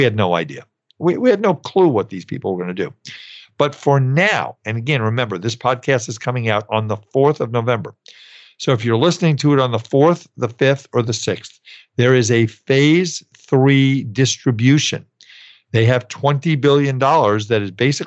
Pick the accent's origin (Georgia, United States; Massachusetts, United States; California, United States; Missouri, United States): California, United States; my home state of California